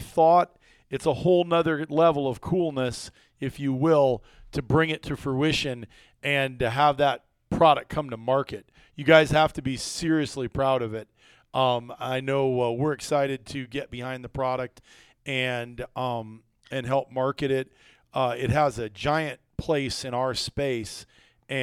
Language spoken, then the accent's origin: English; Iowa, United States; as kids growing up in Iowa